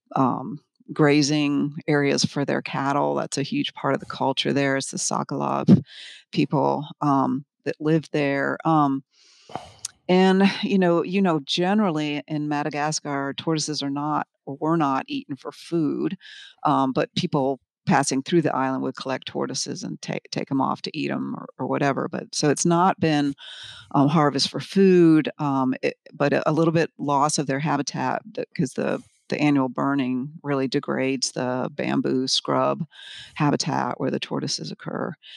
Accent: Milford, Connecticut, United States; moved away; also born or lived in Florida; I grew up in Connecticut, of all places, kind of in the suburbs, um, near Milford

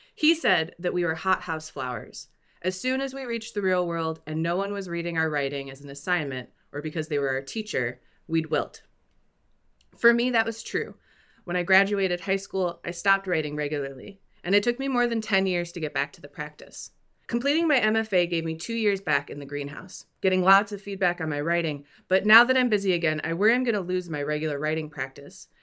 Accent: Midwest, United States; Culturally, I'm also Midwestern and white.

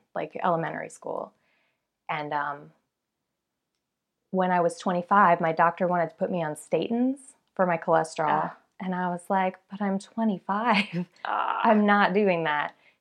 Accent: South Florida, United States; moved away as an adult; now in Atlanta, United States; I'm from South Florida, and I moved to Atlanta for work

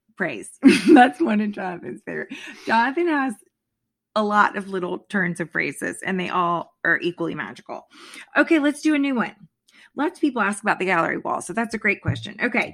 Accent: Florida, United States; now in Virginia, United States; I grew up in Florida.

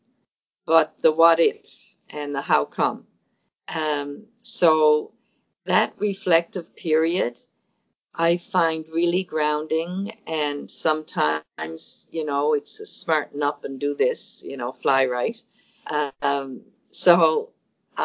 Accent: St. John's, Newfoundland and Labrador, Canada; I grew up in St. John's, Newfoundland, and only boys had paper routes.

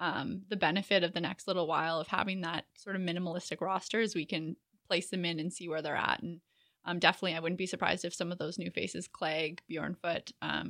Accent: Canada; I mean, I can't talk accents. I'm Canadian.

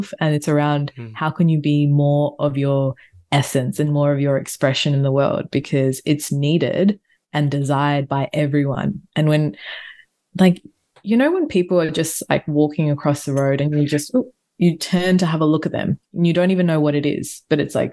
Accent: Australia; I'm a tourist from Australia

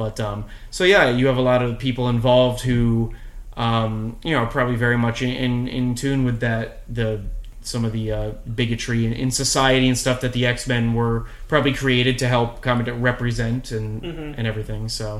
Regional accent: Boston, Massachusetts, United States; I'm from Massachusetts. I'm a Boston guy. I went to Boston University

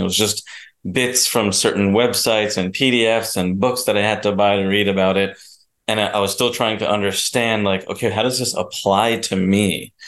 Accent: New Jersey, United States; I was born and raised in New Jersey

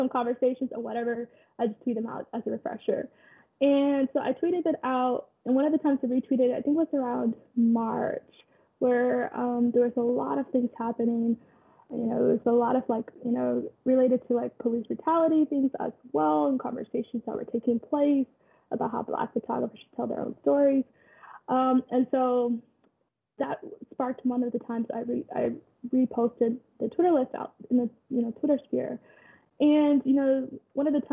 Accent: Kansas, United States; moved away as an adult; also born or lived in Nairobi, Kenya / Oregon; I'm originally from Nairobi, Kenya. I grew up in Kansas, went to Oregon

